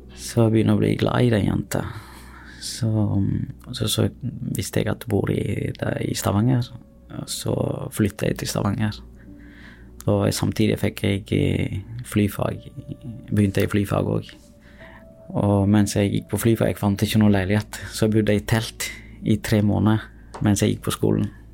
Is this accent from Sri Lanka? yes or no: yes; Sri Lanka; now in Norway; Jeg er opprinnelig fra Sri Lanka